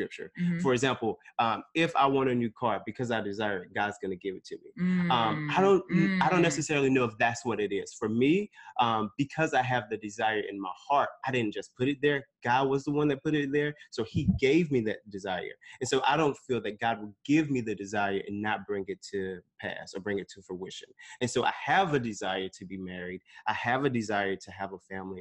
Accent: Snow Hill, North Carolina, United States; moved away as an adult; also born or lived in Stamford, Connecticut; now in New York, United States; I was born in Stamford, Connecticut, but lived and was raised in Greenville, North Carolina. Actually, not Greenville. Snow Hill, North Carolina

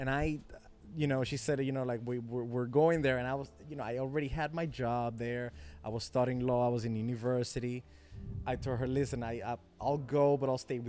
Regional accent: Dominican Republic; not, there are a lot of Chinese people in Dominican.

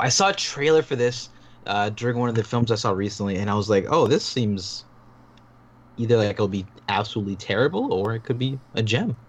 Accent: Toronto, Ontario, Canada; I'm from I'm from Toronto

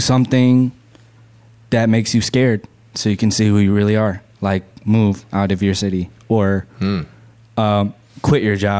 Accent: Okinawa, Japan; born there; Furthermore, I was born in Okinawa, which apparently they kind of separate themselves from the country a little bit.

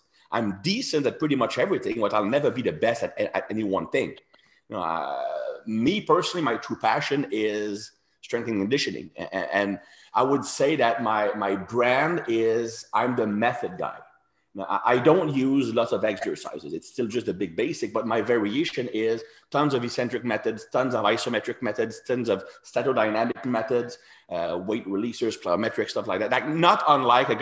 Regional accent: Canada; English is a second language; me being French Canadian, very similar background

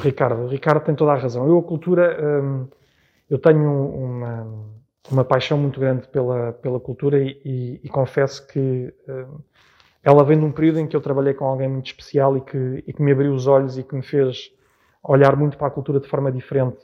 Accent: Portugal; poder morar na freguesia que sirvo, para além de ter sido a freguesia onde nasci e onde vivi toda a minha vida praticamente

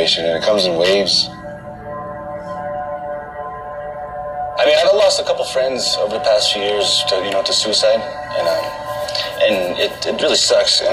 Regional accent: Window Rock, Arizona, United States; We're in Wind Rock, Arizona, my hometown.

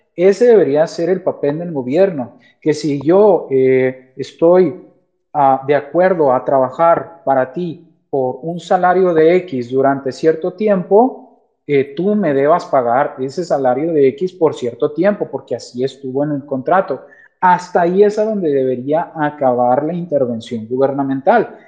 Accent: Mexico; como mexicanos

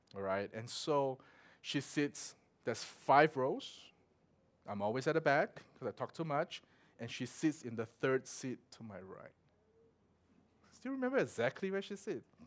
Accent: Singapore; moved away; also born or lived in Melbourne; growing up in Singapore

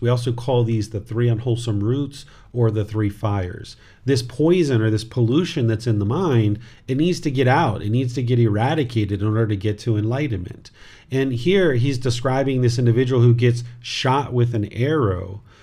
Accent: United States; This body was born in America, but I am not American

